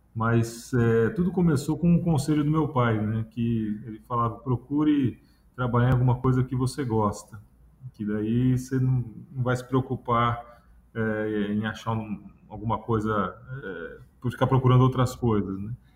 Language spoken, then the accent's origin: Portuguese; São Paulo, Brazil; moved away as an adult; also born or lived in Sorocaba, São Paulo; now in Ceará, Brazil; eu sou paulista, morava em São Paulo, é, minha família é de Sorocaba, no interior de São Paulo, e eu tinha ido fazer faculdade em São Paulo